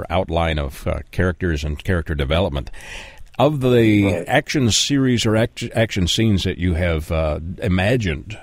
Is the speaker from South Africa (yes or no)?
no; Canada; born or raised there